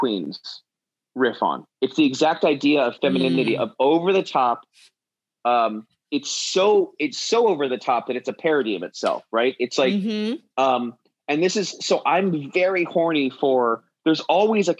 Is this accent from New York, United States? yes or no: yes; New York City, New York, United States; I grew up in Manhattan